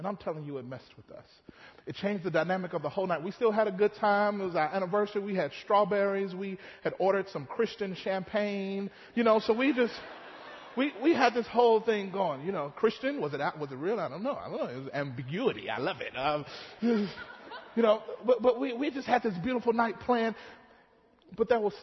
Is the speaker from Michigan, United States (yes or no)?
no; Mississippi, United States; growing up in Mississippi